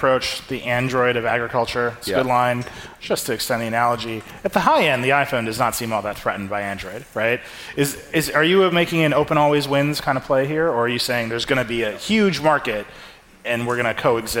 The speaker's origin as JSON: {"language": "English", "town": "Racine", "region": "Wisconsin", "country": "United States", "tie": "born or raised there", "said": "I grew up in Racine, Wisconsin, driving past the Case factory every single day of my life."}